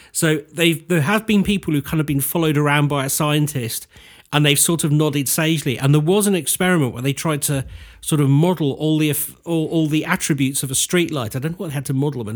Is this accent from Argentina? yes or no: no; United Kingdom; we do as British people